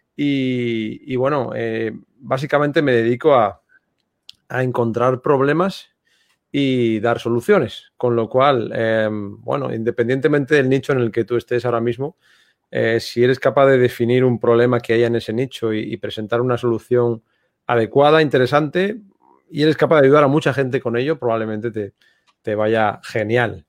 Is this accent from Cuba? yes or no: no; Santander, Cantabria, Spain; moved away as an adult; now in Marbella, Spain; Yo soy de Santander, del norte de España